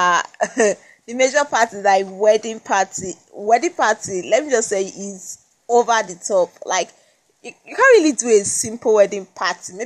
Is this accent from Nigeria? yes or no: yes; Edo, Nigeria; first language Esan; English is a second language; I was born in Nigeria. I've lived in Nigeria